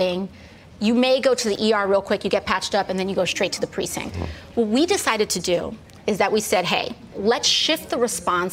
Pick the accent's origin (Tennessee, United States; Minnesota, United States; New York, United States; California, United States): New York, United States; New York City; I'm from the Bronx, so it's on-brand for where I'm from